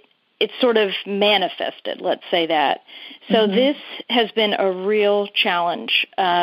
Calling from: Sheffield, Massachusetts, United States; I'm calling from Sheffield, Mass.

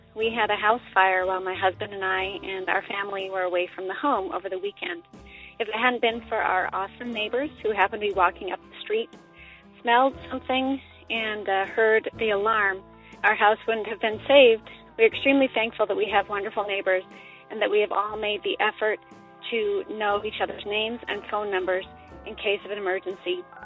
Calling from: Portland, Oregon, United States; I'm calling from Portland, Oregon

